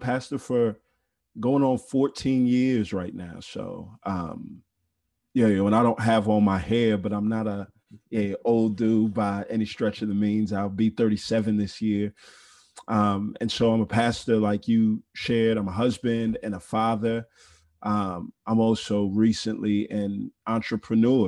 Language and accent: English; Houston, Texas, United States; moved away as an adult; also born or lived in Denton, Texas; now in Atlanta, United States; I was born and raised in Houston, Texas